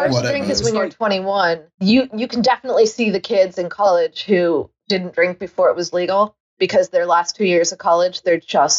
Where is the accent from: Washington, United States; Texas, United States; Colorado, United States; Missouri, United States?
Missouri, United States; Kansas City; moved away as an adult; now in United Kingdom; I'm lucky because Boulevard Brewery is in my hometown.